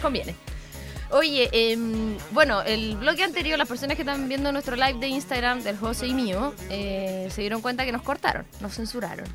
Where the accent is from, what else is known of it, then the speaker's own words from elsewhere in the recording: Chile; nosotros somos chilenos